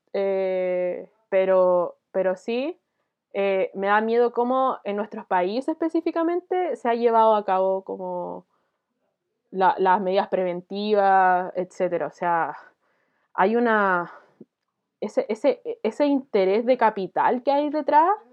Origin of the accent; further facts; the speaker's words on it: Chile; also born or lived in France; los chilenos que nos, nos íbamos a Francia